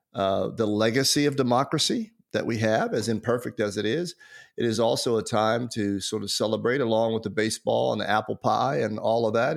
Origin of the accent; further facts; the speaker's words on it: United States; as an American citizen. So even though, even though I'm an African American, uh, because I live in America